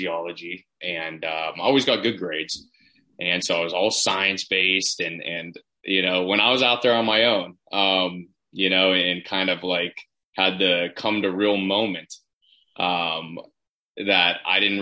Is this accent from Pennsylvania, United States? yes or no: yes; Pittsburgh, Pennsylvania, United States; moved away as an adult; also born or lived in Orange County, California / Cherry Hill, New Jersey; I'm from Pittsburgh, Pennsylvania originally